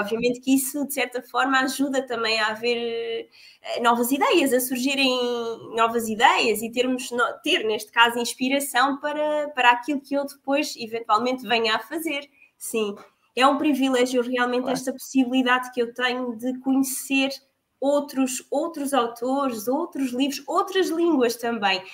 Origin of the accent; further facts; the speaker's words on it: Portugal